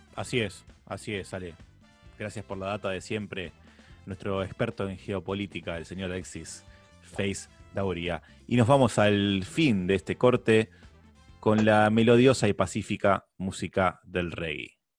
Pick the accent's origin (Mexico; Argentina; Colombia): Argentina; Acá en Argentina tenemos la sana costumbre